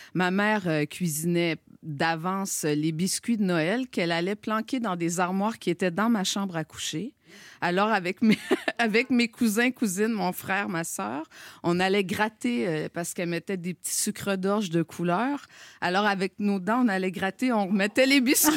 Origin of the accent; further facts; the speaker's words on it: Gaspésie, Quebec, Canada; accent: Québécois; now in Montreal, Canada; moi j'ai grandi en Gaspésie